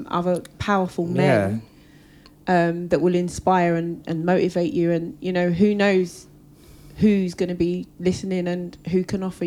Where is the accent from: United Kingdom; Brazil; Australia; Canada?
United Kingdom; England; when you're raised in England